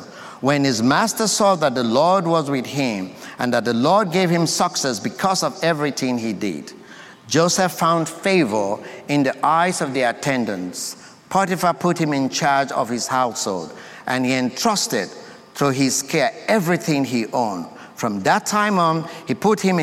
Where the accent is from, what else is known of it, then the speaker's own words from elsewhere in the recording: Sierra Leone; now in United States; I come from Sierra Leone, West Africa. That's my country of birth.